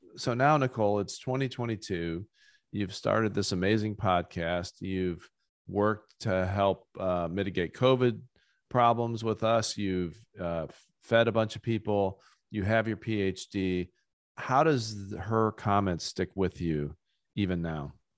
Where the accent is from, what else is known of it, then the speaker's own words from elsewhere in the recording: rural Ohio, United States; rural, rural Ohio where I grew up